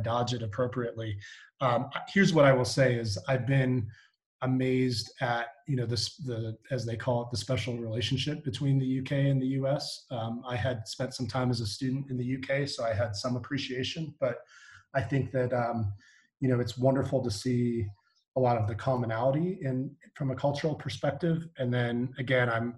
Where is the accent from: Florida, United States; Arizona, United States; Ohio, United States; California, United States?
Arizona, United States; also born or lived in eastern United States; now in London, United Kingdom; I grew up in Arizona primarily, although I did attend school out in the East.